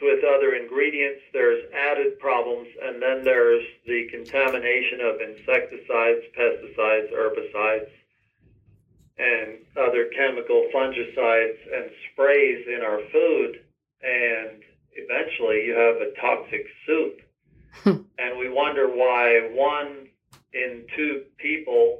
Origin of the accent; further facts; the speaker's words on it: Lancaster, Pennsylvania, United States; I was raised Amish Mennonite in Lancaster, Pennsylvania on a 100-cow dairy farm.